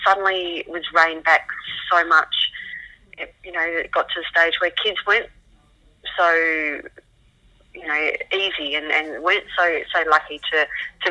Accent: Adelaide, South Australia, Australia; moved away; right up until the day we moved from Adelaide in 1986

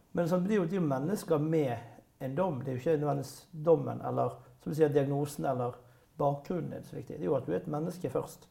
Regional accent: Bergen, Vestland, Norway; for meg som bergenser

